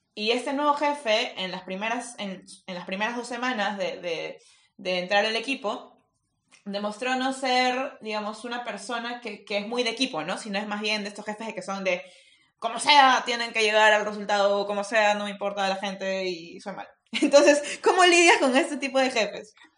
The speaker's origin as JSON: {"language": "Spanish", "country": "Peru", "said": "soy peruana"}